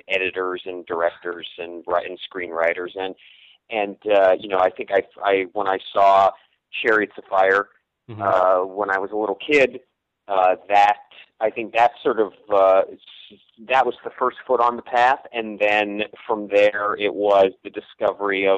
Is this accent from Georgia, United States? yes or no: no; northeastern Ohio, United States; now in Los Angeles, United States; I grew up sort of in the northeastern, you know, corner of northeastern part of the state